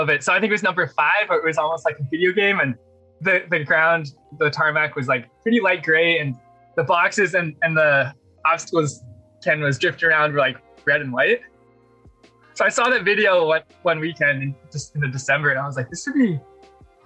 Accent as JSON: {"language": "English", "town": "Vancouver", "region": "British Columbia", "country": "Canada", "tie": "born or raised there", "said": "I grew up in Vancouver in Canada"}